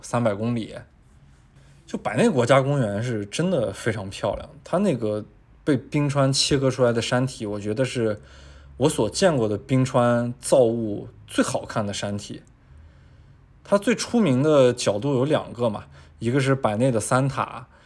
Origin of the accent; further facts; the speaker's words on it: China; 我们很多作为中国人的心里的变化